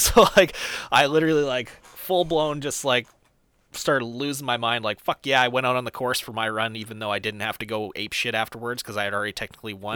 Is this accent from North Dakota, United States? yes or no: yes; near Fargo, North Dakota, United States; it was the one that was closest to my hometown. It was in, uh, Fargo, North Dakota